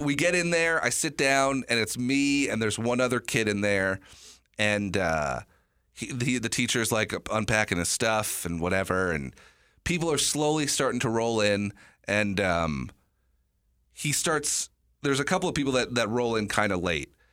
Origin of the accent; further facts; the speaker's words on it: New York, United States; moved away; I was born in New York